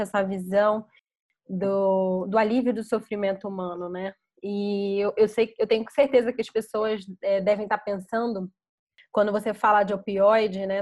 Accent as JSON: {"language": "Portuguese", "region": "São Paulo", "country": "Brazil", "said": "eu sou de São Paulo"}